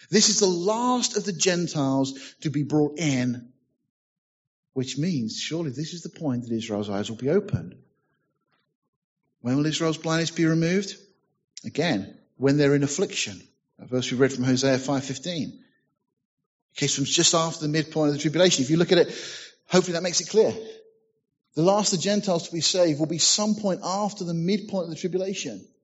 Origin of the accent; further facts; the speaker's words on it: United Kingdom; Well, being British, you know, said nothing.